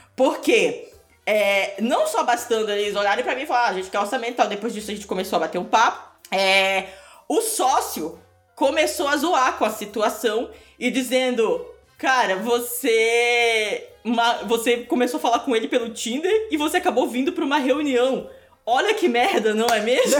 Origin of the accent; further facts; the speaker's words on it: Manaus, Amazonas, Brazil; now in Curitiba, Brazil; Eu sou de Manaus, mas eu morei dez quase 10 anos em Curitiba